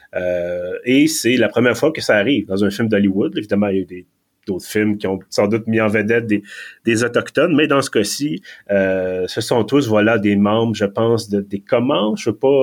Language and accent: French; Quebec, Canada; accent: Quebec; je parlais en anglais avec mon accent du Québec